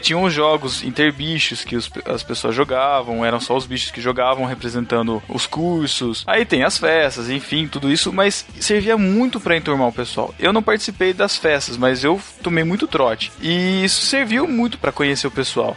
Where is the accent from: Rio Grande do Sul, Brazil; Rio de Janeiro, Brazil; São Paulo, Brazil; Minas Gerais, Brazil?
São Paulo, Brazil; Botucatu; eu sou de Botucatu, eu fiz faculdade aqui mesmo